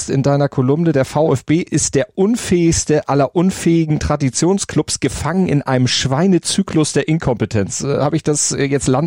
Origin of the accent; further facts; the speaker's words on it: Stuttgart, Baden-Württemberg, Germany; now in Hamburg, Germany; Voll Stuttgarter bin ich, genau.